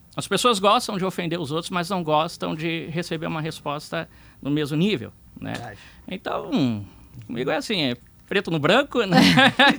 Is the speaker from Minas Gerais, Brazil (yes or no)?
no; Porto Alegre, Rio Grande do Sul, Brazil; Eu sempre fui criado em vila. Eu fui criado em vila aqui no Partenon, Colina